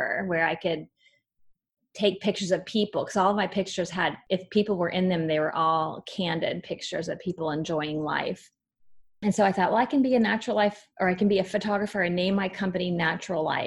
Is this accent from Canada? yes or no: no; Kansas City, United States; moved away as an adult; now in Jacksonville, United States; I'm from Kansas City, where Hallmark's based.